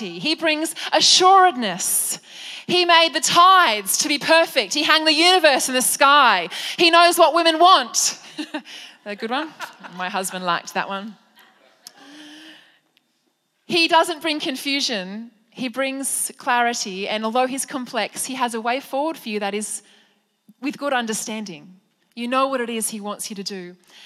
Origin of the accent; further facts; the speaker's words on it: Penrith, New South Wales, Australia; I was raised in Penrith by my beautiful mum